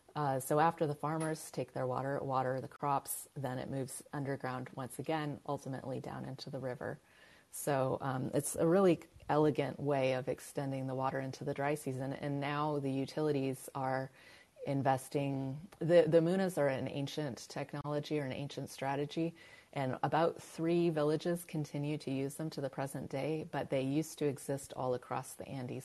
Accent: California, United States; I'm from California, uh, where water is kind of a, a, ingrained obsession

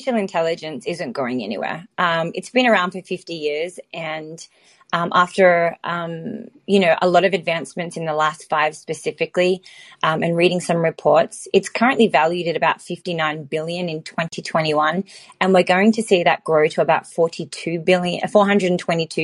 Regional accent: Australia; also born or lived in Los Angeles; now in Silicon Valley, United States; Although I'm Australian, I'm actually based in Silicon Valley and spend my time between Los Angeles and San Fran.

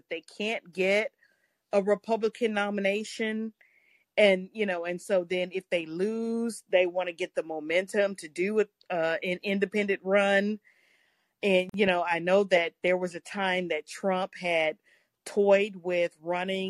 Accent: Texas, United States; I'm from Texas

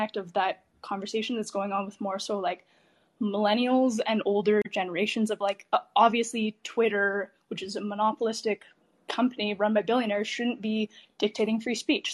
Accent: Canada; I'm Canadian

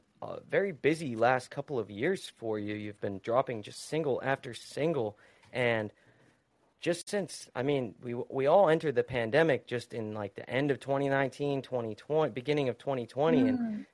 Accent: United States; I'm from the United States, and regrettably, a lot of my frame of reference comes from the place that I have been born in.

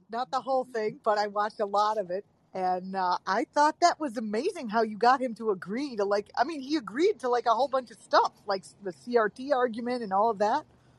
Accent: Syracuse, New York, United States; now in Connecticut, United States; I grew up in Syracuse.

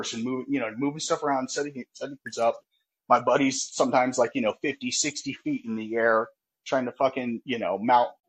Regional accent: California, United States; I'm from California.

